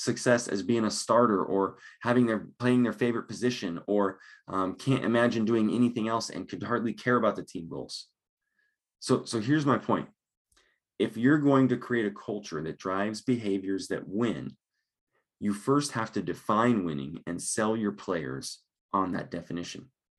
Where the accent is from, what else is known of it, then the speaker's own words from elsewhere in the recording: Longmont, Colorado, United States; now in Lincoln, Nebraska, United States; I grew up in Longmont